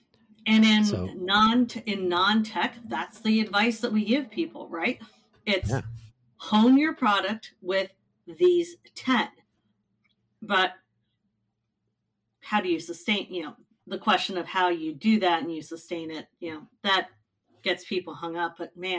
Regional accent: Midwest, United States; I'm a Midwesterner.

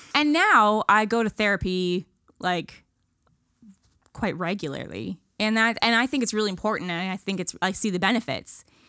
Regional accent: Ontario, Canada; moved away as an adult; now in Nova Scotia, Canada; I'm a from awayer. I'm from Ontario

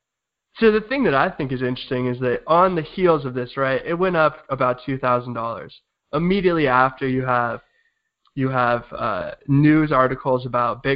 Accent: San Diego, California, United States; moved away as an adult; also born or lived in Providence, Rhode Island; San Diego, California

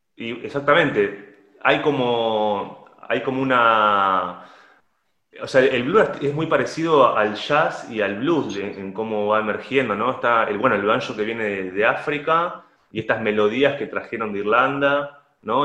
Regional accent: La Plata, Buenos Aires Province, Argentina; Yo soy original de La Plata, de la ciudad de La Plata, acá en Argentina

